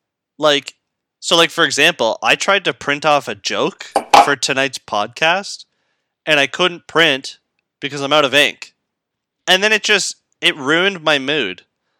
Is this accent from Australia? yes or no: no; England, United Kingdom; We're both English, right?